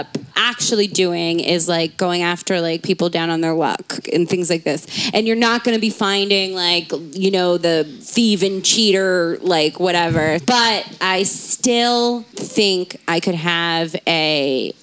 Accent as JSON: {"language": "English", "region": "Maryland", "country": "United States", "tie": "born or raised there", "said": "where I grew up in Maryland"}